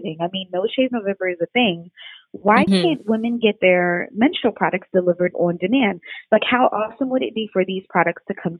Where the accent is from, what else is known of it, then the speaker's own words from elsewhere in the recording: New York City, New York, United States; moved away; also born or lived in Maryland; I come from New York, Brooklyn, New York. By way of Maryland